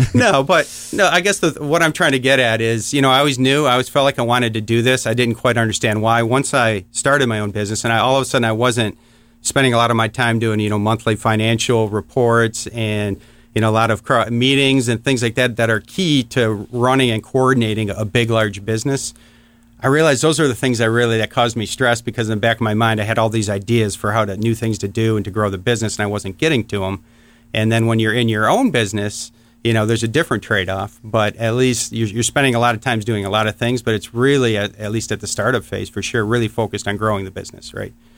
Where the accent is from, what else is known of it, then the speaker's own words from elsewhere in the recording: Warren, Michigan, United States; I grew up in Michigan, a town called Warren. It's uh, just north of Detroit.